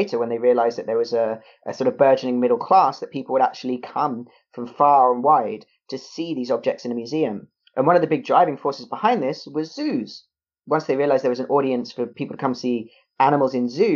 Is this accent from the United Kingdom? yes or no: yes; United Kingdom; I am a British mammal